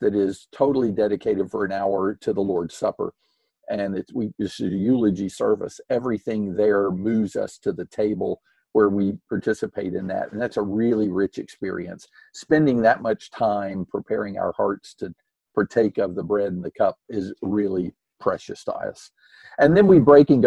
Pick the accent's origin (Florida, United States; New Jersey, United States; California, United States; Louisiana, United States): Florida, United States; Tampa; moved away as an adult; also born or lived in Louisville, Kentucky / Cleveland, Mississippi / Concord, North Carolina; I grew up in Tampa, Florida